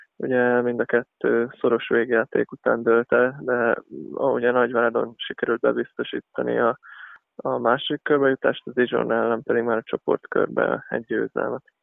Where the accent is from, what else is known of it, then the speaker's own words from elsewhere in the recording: Szombathely, Vas, Hungary; én szombathelyen nőttem fel